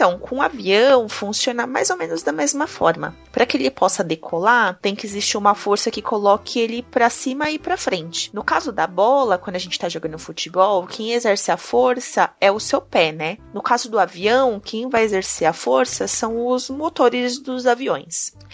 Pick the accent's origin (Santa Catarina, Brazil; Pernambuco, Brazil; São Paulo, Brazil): Pernambuco, Brazil; Recife; Tenho 5 anos. Sou de Recife.